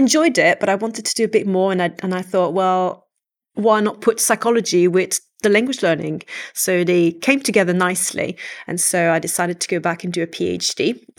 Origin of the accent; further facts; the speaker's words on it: Quebec, Canada; first language French; English is a second language; So, I'm from a very monolingual French-speaking family. I come from Canada originally, but the French-speaking part of Canada, so the province of Quebec. And so, yeah, everything in my life happened in French up to a certain age.